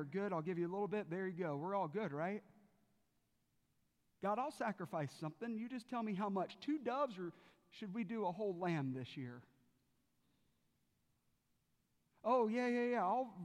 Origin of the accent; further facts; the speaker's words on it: South Carolina, United States; I grew up in South Carolina